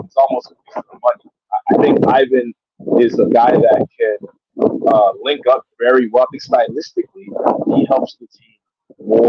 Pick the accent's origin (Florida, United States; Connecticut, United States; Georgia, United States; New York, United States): Florida, United States; I'm actually from Florida, too.